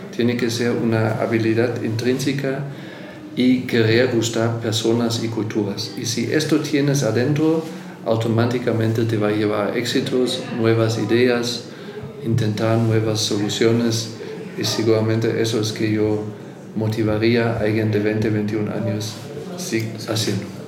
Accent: Germany; also born or lived in Buenos Aires, Argentina; now in Mexico; yo soy alemán, pero vivo aquí

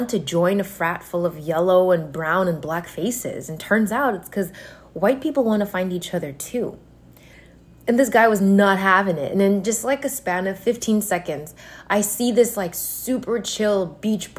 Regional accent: United States; I grew up in and around Koreatown basically my whole life in the US

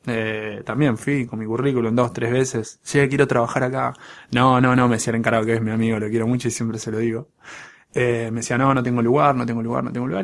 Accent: Buenos Aires, Argentina; crecí en, crecí en Pompeya, ahí en la calle Guaraní

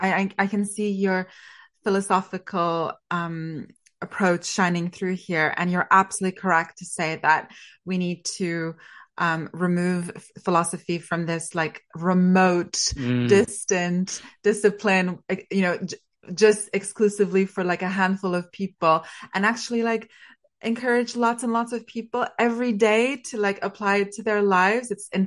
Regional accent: Canada; A fellow Canadian like me. I think he is my country's greatest export.

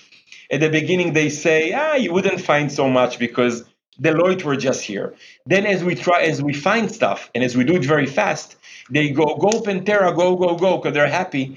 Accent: Jerusalem, Jerusalem District, Israel; I grew up in Jerusalem, playing basketball in the streets of Jerusalem

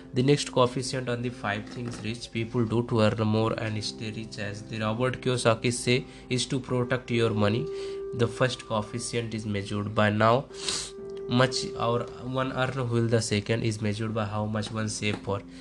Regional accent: India; I am from India. I am from India

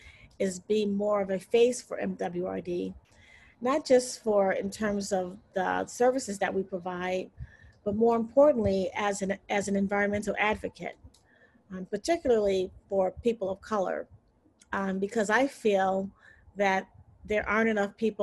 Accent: Chicago, Illinois, United States; I did grow up on the South Side. I went to a public school up until grade school, and then I transferred to the University of Chicago Laboratory Schools, which is in Hyde Park

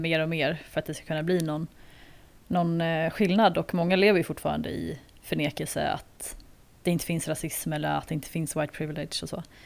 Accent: Sweden; moved away as an adult; now in South Africa; när jag växte upp i Sverige

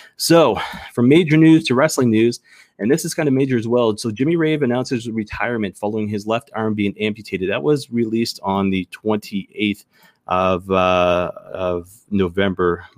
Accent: the Maritimes, Canada; accent: maritime; I grew up in the Maritimes

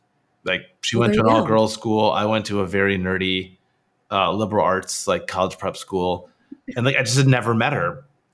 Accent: Michigan, United States; moved away as an adult; now in Bay Area, United States; I moved here for college. So I'm from Michigan.

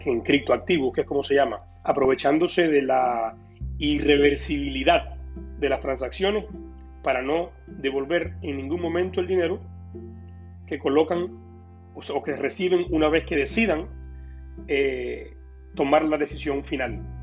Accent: Cuba; moved away; yo como cubano pasé por un proceso cuando vine acá muy difícil

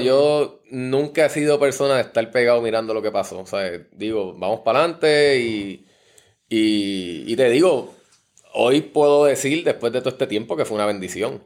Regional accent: San Juan, Puerto Rico; also born or lived in Comerío, Puerto Rico; nos criamos acá en Río Piedra. Mi papá cuando empezamos a estudiar decidió mudarse, para acá, para que estuviéramos por acá en San Juan.

